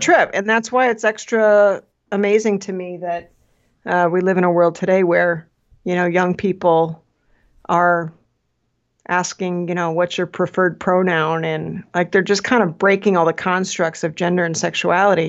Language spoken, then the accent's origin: English; Midwest, United States; I grew up in the Midwest